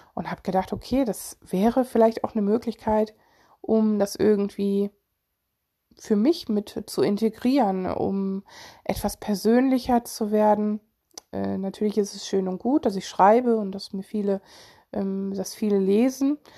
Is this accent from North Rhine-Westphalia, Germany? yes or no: yes; Solingen, North Rhine-Westphalia, Germany; ich komme aus Solingen